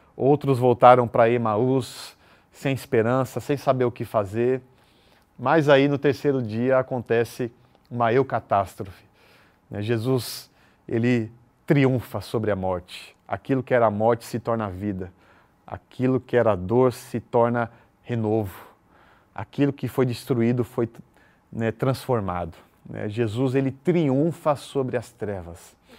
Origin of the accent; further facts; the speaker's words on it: São Paulo, Brazil; now in Recife, Brazil; Eu sou paulista